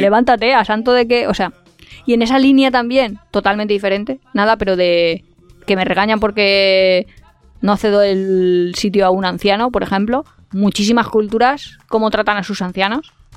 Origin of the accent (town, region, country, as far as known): Valencia, Valencian Community, Spain